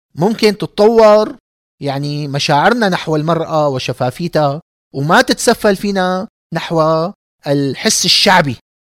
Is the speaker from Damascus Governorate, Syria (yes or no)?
yes; Damascus, Damascus Governorate, Syria; كإنسان دمشقي، من عائلة دمشقية عريقة